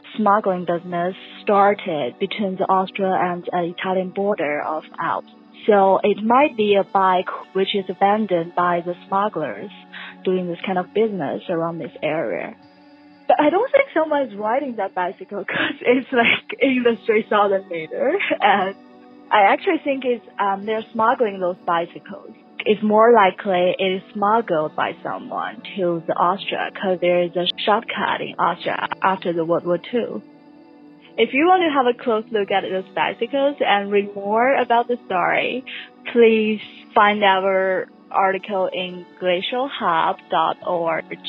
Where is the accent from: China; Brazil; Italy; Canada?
China; now in New York, United States; I'm originally from China. Now I'm studying Columbia University.